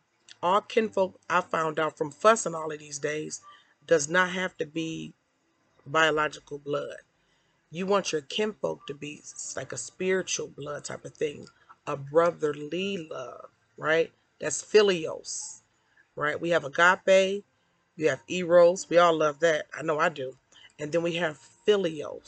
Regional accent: Detroit, Michigan, United States; I'm from Detroit. I'm a suburbanite now, suburban mom

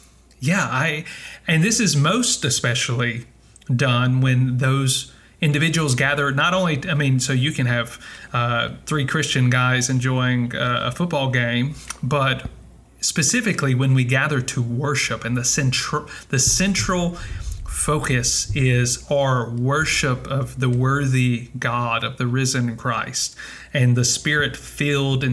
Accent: United States; now in Iceland; So I'm an American living in Iceland.

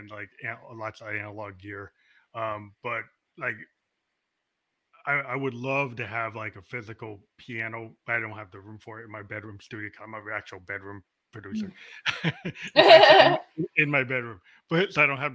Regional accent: United States; I'm an American

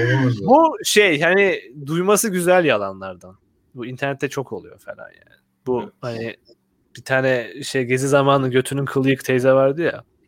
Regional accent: Black Sea Region, Turkey; moved away; benim memleketimde yani Karadeniz'lerin olduğu tarafta

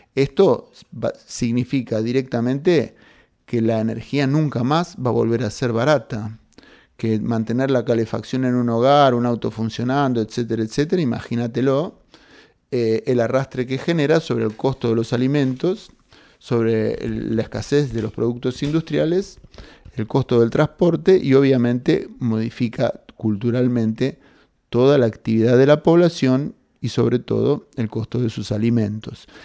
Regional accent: Argentina; como argentinos

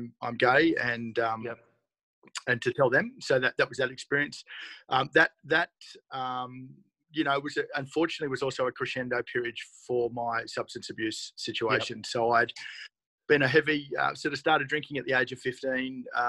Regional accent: Australia; also born or lived in Sydney, Australia; I was back in my hometown.

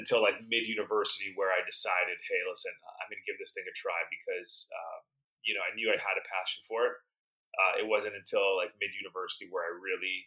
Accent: Vancouver, British Columbia, Canada; Vancouver, British Columbia, where I grew up in Canada

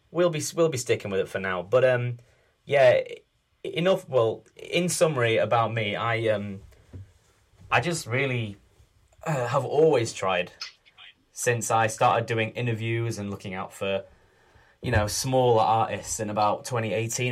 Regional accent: Sheffield, Yorkshire and the Humber, United Kingdom; also born or lived in Leicester; I'm from Sheffield. I've lived here almost all my life, except when I went to uni in Leicester for 3 years.

